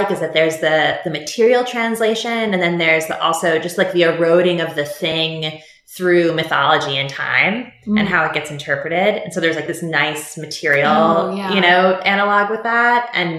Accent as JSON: {"language": "English", "town": "New York City", "region": "New York", "country": "United States", "tie": "born or raised there", "said": "I definitely didn't have any sort of political awareness growing up in New York City."}